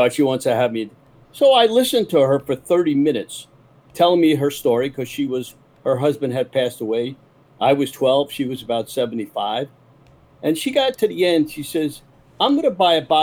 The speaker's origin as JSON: {"language": "English", "town": "New York City", "region": "New York", "country": "United States", "tie": "born or raised there", "moved": "yes", "lives_now": "Florida, United States", "said": "I was born in Brooklyn"}